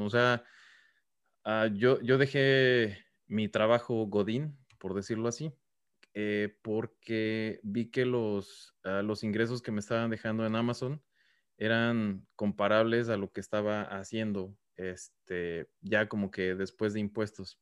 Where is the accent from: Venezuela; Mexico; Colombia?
Mexico; now in United States; porque nosotros somos mexicanos también